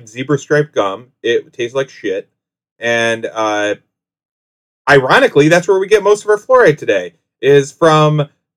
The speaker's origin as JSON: {"language": "English", "town": "Whitesville", "region": "New York", "country": "United States", "tie": "born or raised there", "said": "I grew up in the Whitesville, New York, is out in the country"}